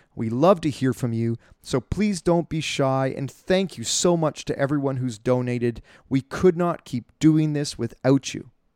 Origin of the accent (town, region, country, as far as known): Canada